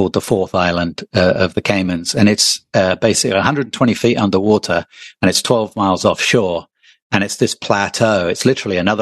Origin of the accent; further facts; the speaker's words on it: England, United Kingdom; moved away; I'm originally from England